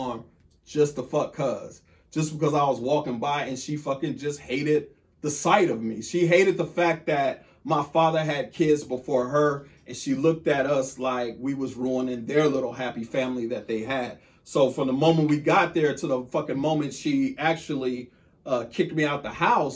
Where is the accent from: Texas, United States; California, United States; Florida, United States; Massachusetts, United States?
Texas, United States; Killeen; I'm from Killeen. I'm from Killeen, Texas.